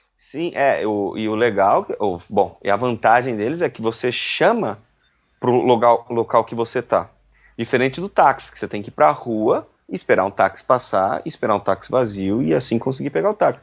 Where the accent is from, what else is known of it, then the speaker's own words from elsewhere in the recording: Brazil; eu sou brasileiro